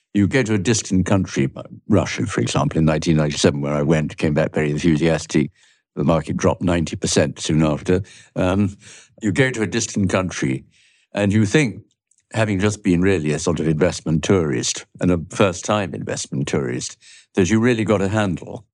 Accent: London, United Kingdom; also born or lived in Jamaica; I grew up in London and Jamaica, where I spent a couple of years

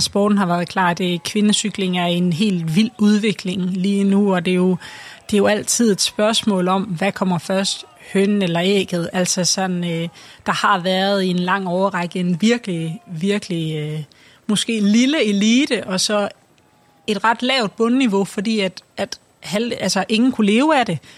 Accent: Denmark

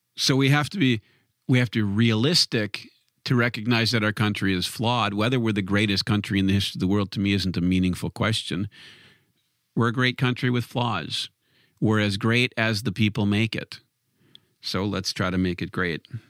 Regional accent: Wisconsin, United States; being from Wisconsin, of course, I'm not on, on one of the I'm not from one of the coasts

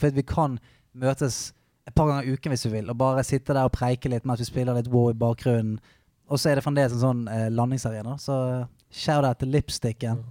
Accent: Bergen, Vestland, Norway; Jeg kommer fra et sted som heter Salhus, litt utenfor Bergen

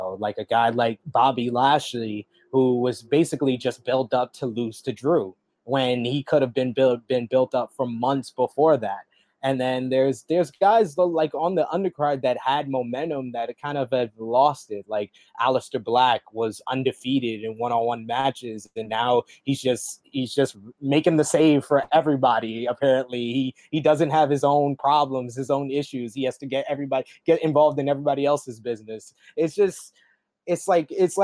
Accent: New York City, New York, United States; also born or lived in Alberta, Canada; I am a native New Yorker. I've lived here pretty much my whole life.

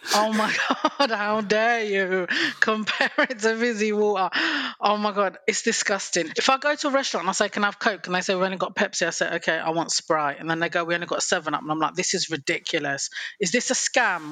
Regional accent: England, United Kingdom; I'm from England.

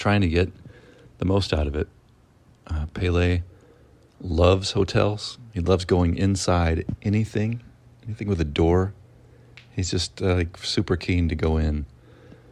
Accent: Mississippi, United States; I'm from Mississippi

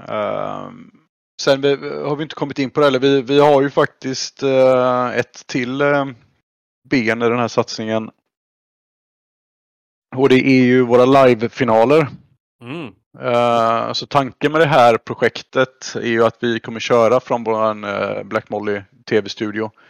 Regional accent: Sweden; som, som svensk är det ju lätt att, att trilla dit med CS.

